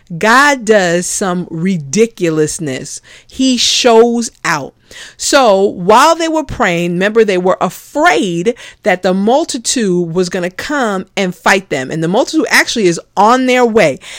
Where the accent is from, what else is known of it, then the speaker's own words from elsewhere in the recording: New York City, New York, United States; As a kid growing up in the Bronx